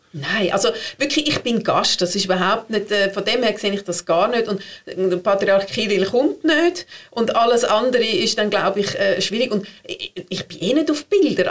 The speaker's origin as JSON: {"language": "German", "country": "Switzerland", "said": "sind wir Schweizer"}